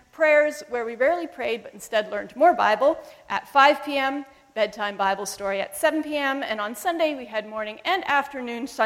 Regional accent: Zambia; born there; and I was born in Zambia, where my parents were missionaries for almost 30 years.

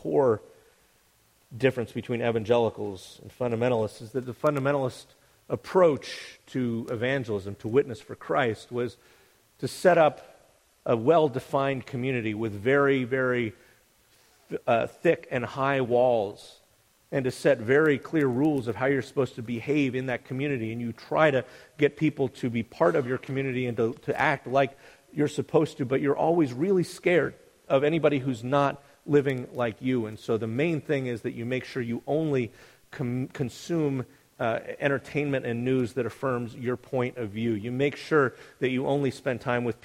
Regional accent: United States; I'm still an evangelical like I'm still an American

